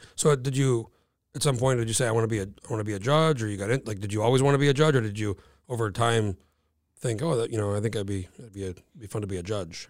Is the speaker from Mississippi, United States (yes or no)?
no; New Mexico, United States; moved away as an adult; now in Alaska, United States; I grew up in New Mexico